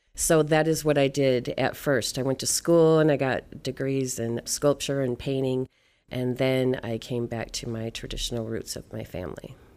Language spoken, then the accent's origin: English; Michigan, United States; I am Anishinaabe from Michigan